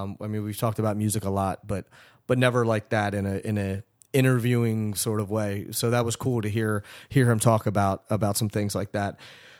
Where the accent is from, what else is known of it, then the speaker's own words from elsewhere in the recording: Philadelphia, Pennsylvania, United States; my hometown, Philadelphia.